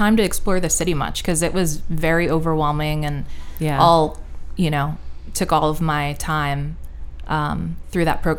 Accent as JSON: {"language": "English", "area": "Westchester", "region": "New York", "country": "United States", "tie": "born or raised there", "said": "I'm from Westchester, New York, which is, you know, suburbs north of New York City. So growing up, New York was my city"}